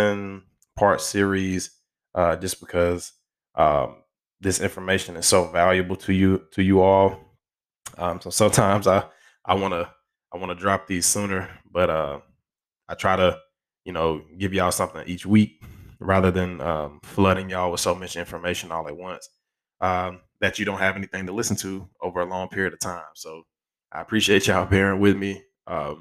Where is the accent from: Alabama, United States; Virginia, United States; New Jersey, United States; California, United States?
Alabama, United States; my home state.